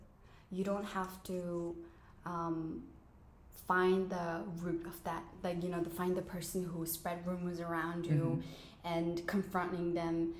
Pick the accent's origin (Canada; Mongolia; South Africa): Mongolia; now in Japan; I'm from Mongolia.